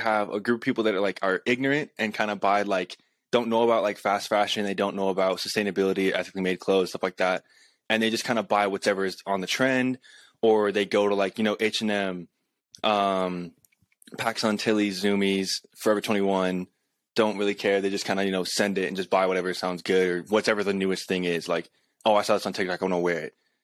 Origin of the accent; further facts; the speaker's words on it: Colorado, United States; also born or lived in California; I'm from Colorado.